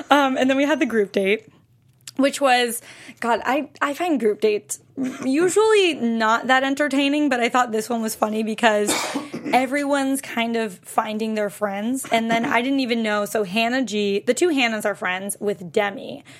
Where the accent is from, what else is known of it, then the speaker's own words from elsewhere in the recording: Western Massachusetts, United States; I'm from Western Mass.